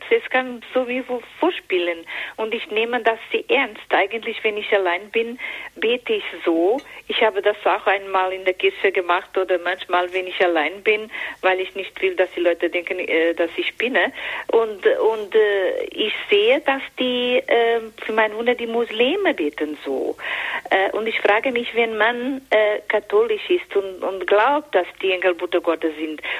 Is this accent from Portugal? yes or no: yes; Fatima, Centro, Portugal; now in Pfaffenhofen, Germany; ich komme aus Fatima und bin sehr verbunden mit der fatima Botschaft.